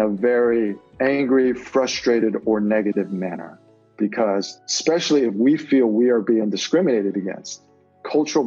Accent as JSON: {"language": "English", "town": "Atlanta", "region": "Georgia", "country": "United States", "tie": "born or raised there", "also_born_or_lived": "Taiwan", "moved": "as an adult", "said": "I was born and raised in Atlanta, Georgia"}